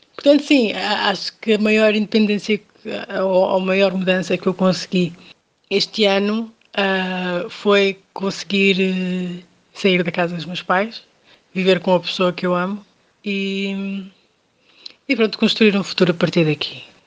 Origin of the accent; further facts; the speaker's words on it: Portugal; also born or lived in Cape Verde; nasci em Cabo Verde, mas vivo em Portugal há cerca de 26 anos, mais ou menos, portanto vim para cá quando ainda era muito nova